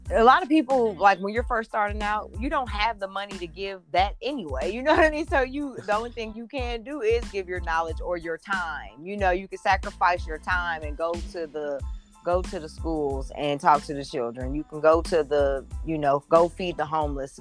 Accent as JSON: {"language": "English", "town": "Indianapolis", "region": "Indiana", "country": "United States", "tie": "born or raised there", "moved": "yes", "said": "I grew up in Indianapolis. I'm not originally from Indiana, but I did spend several years there."}